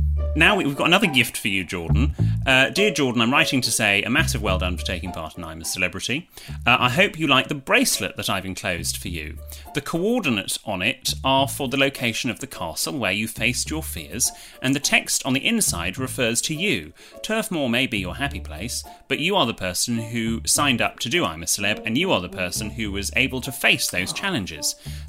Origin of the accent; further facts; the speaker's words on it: Blackburn, North West England, United Kingdom; he was from Burnley and I was from Blackburn. It was never going to work. As a born and raised Blackburner, I was made to believe that we were arch enemies because of our football clubs